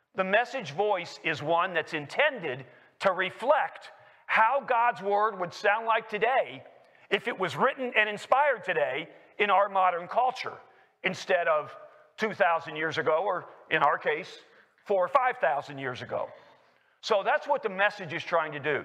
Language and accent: English; Lexington, Kentucky, United States; moved away as an adult; also born or lived in Washington, D.C.; I was born in Lexington, Kentucky, and raised there